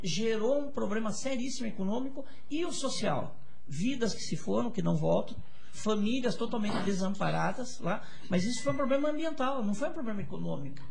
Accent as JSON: {"language": "Portuguese", "country": "Brazil", "said": "nós somos brasileiros"}